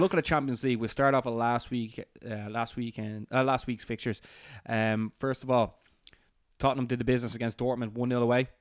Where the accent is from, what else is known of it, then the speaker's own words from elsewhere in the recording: Ireland; as an Irishman